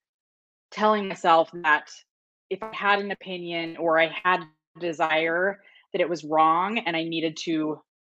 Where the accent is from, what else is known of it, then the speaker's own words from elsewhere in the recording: Utah, United States; I grew up in Utah